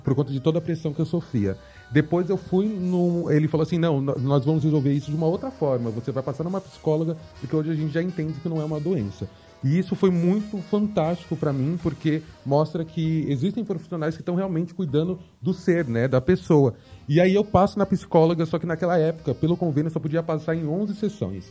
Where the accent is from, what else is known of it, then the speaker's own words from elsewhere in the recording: São Paulo, Brazil; nasci e cresci aqui em São Paulo, capital. É, cresci na periferia de São Paulo, Americanópolis